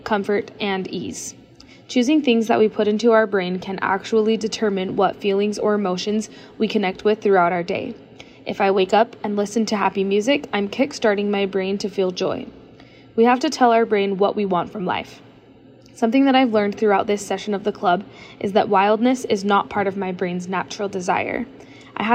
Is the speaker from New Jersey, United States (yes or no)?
no; Lehi, Utah, United States; I am from Lehi, Utah